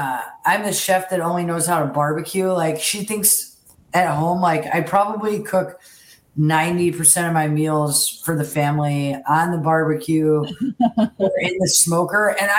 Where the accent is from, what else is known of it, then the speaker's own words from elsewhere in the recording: Houston, Texas, United States; So we grew up in Houston, but we had a ranch about 45 miles west of Houston.